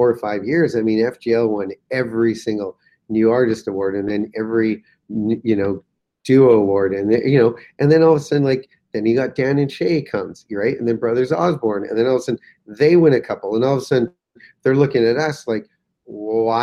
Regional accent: Canada; being Canadian

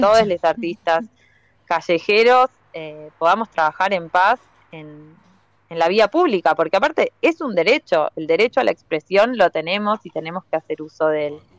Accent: Buenos Aires, Argentina; also born or lived in La Plata; now in Tandil, Argentina; yo soy de Capital

